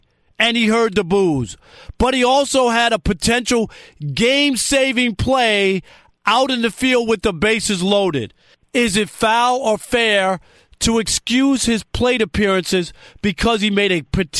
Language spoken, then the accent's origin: English; New York City, New York, United States; I was born in Jamaica, Queens.